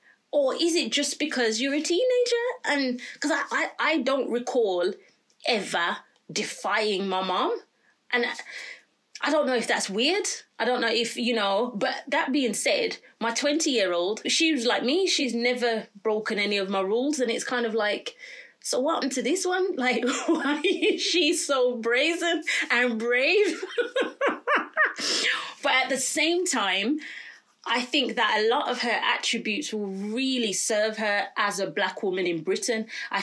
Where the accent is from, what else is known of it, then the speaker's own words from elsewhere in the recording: Jamaica; Sometimes, as a Jamaican parent, I think, well, I don't know if I'm allowed to say I'm Jamaican, but I am Jamaican.